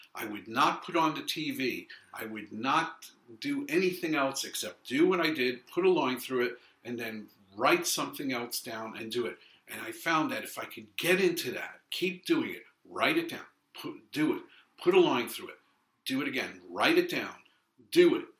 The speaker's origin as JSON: {"language": "English", "town": "New York City", "region": "New York", "country": "United States", "tie": "born or raised there", "also_born_or_lived": "London, United Kingdom / San Francisco, United States", "said": "I'm Brooklyn born and raised. I was raised in Flatbush"}